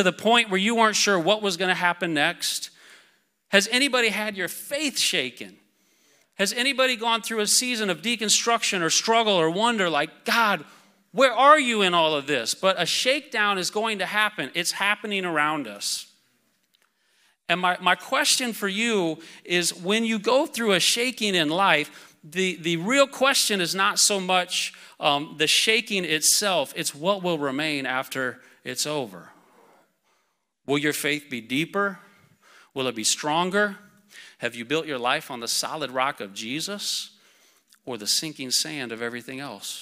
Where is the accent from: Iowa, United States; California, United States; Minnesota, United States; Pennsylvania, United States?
Iowa, United States; I'm from Iowa, so wrestling's a big deal.